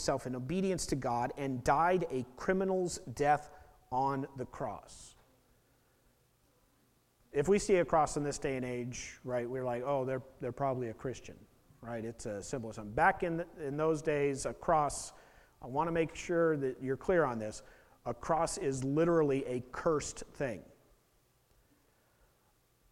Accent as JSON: {"language": "English", "town": "Portland", "region": "Oregon", "country": "United States", "tie": "born or raised there", "said": "I was born in Portland"}